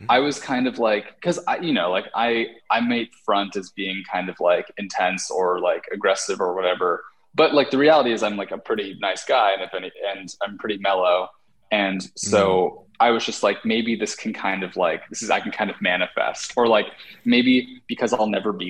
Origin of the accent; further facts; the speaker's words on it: West Coast, United States; also born or lived in New York; now in Los Angeles, United States; I'm from the West Coast